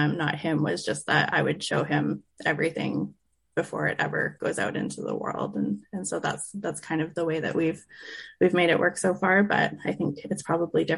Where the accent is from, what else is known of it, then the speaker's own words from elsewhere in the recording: Revelstoke, British Columbia, Canada; I grew up in Revelstoke, British Columbia